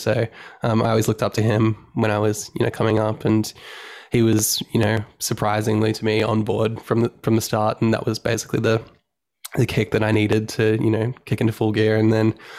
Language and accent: English; Sunshine Coast, Queensland, Australia; now in Brisbane, Australia; I'm originally from the Sunshine Coast, which is um, we're from Australia. Um, in Queensland, Australia is the state